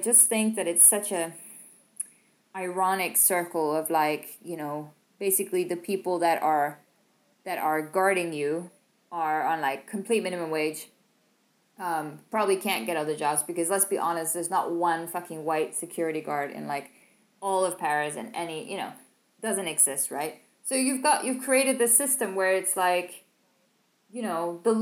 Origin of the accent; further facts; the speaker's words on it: Copenhagen, Capital Region of Denmark, Denmark; now in France; I come from Copenhagen. I walk down to my local Netto